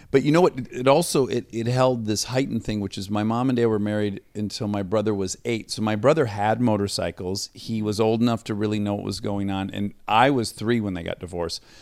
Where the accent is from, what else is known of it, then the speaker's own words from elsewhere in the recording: Detroit, Michigan, United States; I'm from the Detroit area